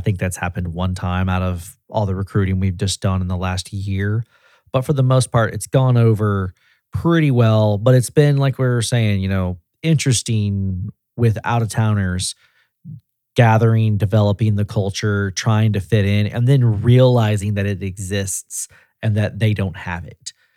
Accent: Tennessee, United States; also born or lived in San Diego, California; I'm from Tennessee.

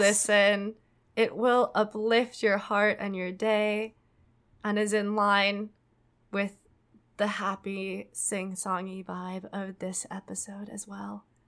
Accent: Minnesota, United States; I say that word weird because I'm from Minnesota

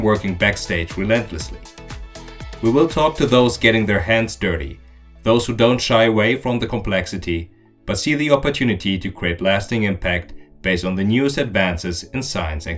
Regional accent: Aachen, North Rhine-Westphalia, Germany; I come from Aachen

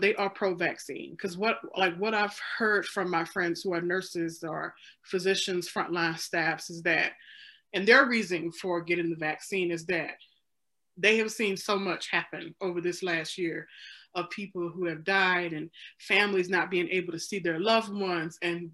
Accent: Mississippi, United States; now in Illinois, United States; I'm from Mississippi

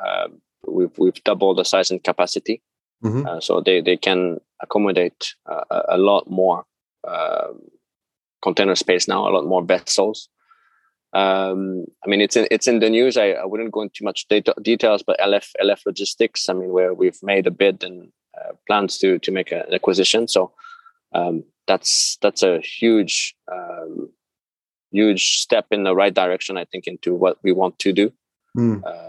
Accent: Quebec, Canada; moved away as an adult; now in Japan; being Canadian as well

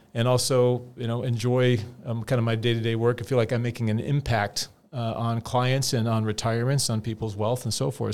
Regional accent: California, United States; I'm from California

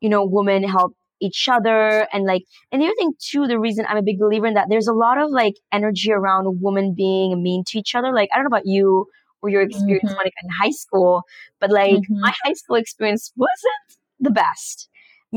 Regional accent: Panama; I was born in Panama and raised in Panama. But my parents are actually from India

